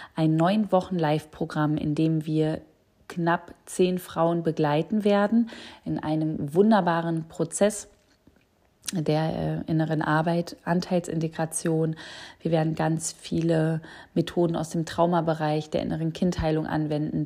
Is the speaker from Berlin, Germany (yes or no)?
yes; Berlin, Germany; ich komme aus Berlin